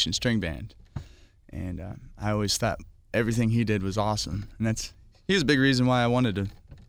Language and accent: English; Bayfield, Wisconsin, United States; moved away as an adult; now in Nashville, United States; the small town I grew up in Bayfield, Wisconsin.